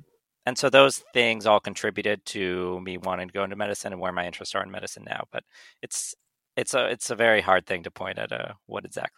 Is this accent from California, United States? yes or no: yes; Northern California, United States; moved away as an adult; now in New York, United States; So I'm originally from Northern California